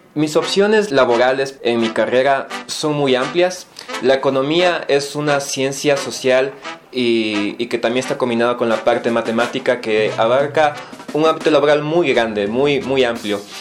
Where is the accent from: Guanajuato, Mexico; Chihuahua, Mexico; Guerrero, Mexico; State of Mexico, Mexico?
Guanajuato, Mexico; Soy de Guanajuato Capital